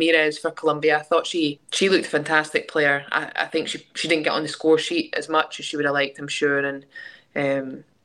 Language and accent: English; Scotland, United Kingdom; now in England; being Scottish